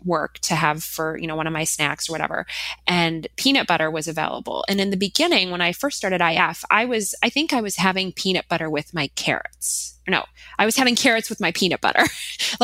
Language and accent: English; Minnesota, United States; I am from Minnesota.